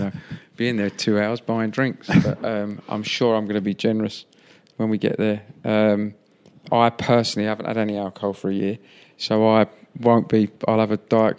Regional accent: London, United Kingdom; this is my hometown football club I've supported since I was four

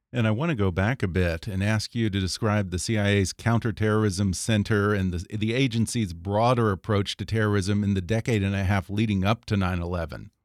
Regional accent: United States; also born or lived in Texas / California; Growing up in Texas and California

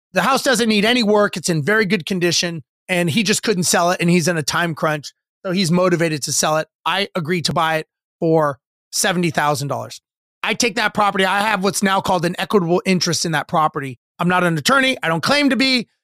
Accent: Los Angeles, California, United States; I grew up in Los Angeles and standard middle income family

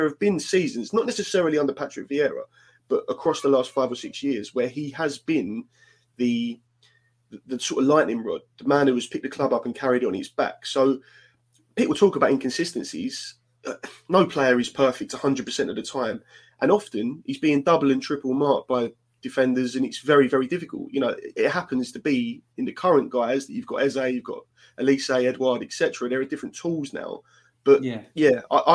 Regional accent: London, United Kingdom; as a Londoner

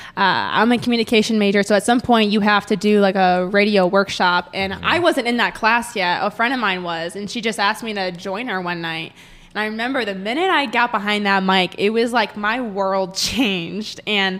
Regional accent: Green Bay, Wisconsin, United States; moved away as an adult; now in Springfield, United States; So I'm from Green Bay, Wisconsin.

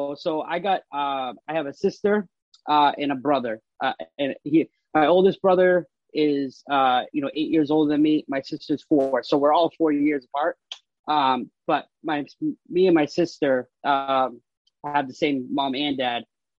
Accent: Marlborough, Massachusetts, United States; also born or lived in Framingham, Massachusetts; now in Worcester, United States; I was born in Framingham, but I was raised out of Marlboro, Mass.

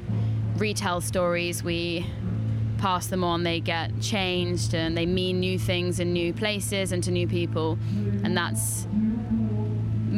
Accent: West Dorset, South West England, United Kingdom; I grew up in West Dorset, and when I first started writing songs, it was all inspired by growing up in a rural seaside town

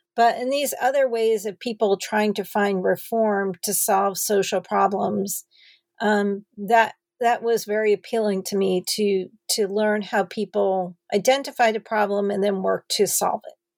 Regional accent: New Jersey, United States; moved away as an adult; also born or lived in Madison, Wisconsin / Los Angeles, California; I started off growing up in New Jersey

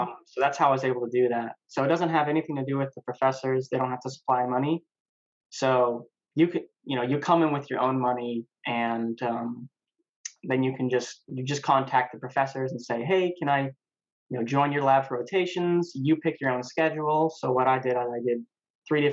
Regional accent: New Mexico, United States; moved away as an adult; now in Raleigh, United States; I'm from New Mexico, born and raised

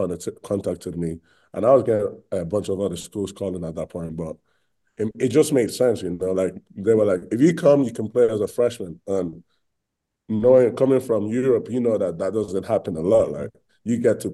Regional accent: Bradford, Yorkshire and the Humber, United Kingdom; moved away as an adult; also born or lived in Spain; now in Utah, United States; I was born in Spain, and then I moved to England. And then when I was in England, I played for a team called Bradford Dragons

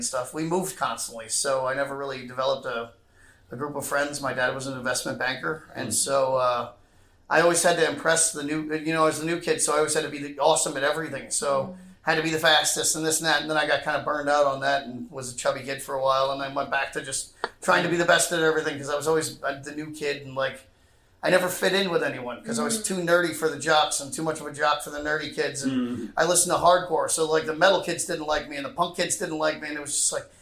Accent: Wayne, Pennsylvania, United States; In this very, very rich area of Philly called... It's by Villanova University

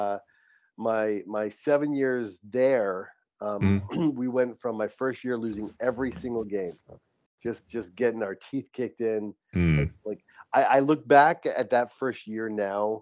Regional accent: East Coast, United States; moved away as an adult; also born or lived in New Hampshire; now in San Diego, United States; We're both from the East Coast

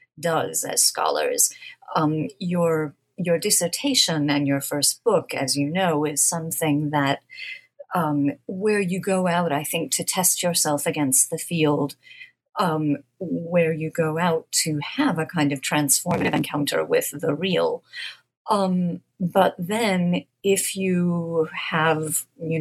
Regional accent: United States; as an American

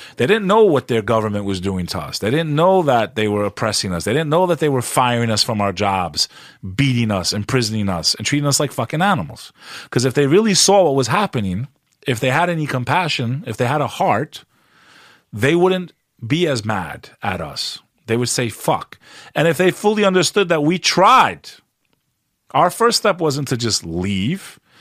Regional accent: United States; also born or lived in Kosovo; as an American

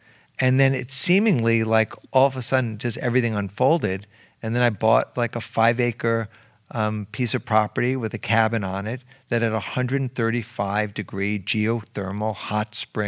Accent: New York City, New York, United States; I went to school. I went to elementary school in the Bronx. I went to high school in Harlem.

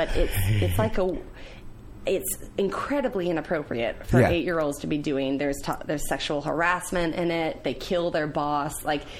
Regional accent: Galax, Virginia, United States; moved away; So I was born and raised in Galax, Virginia, which is a teeny tiny town in the Blue Ridge Mountains, near the border of North Carolina.

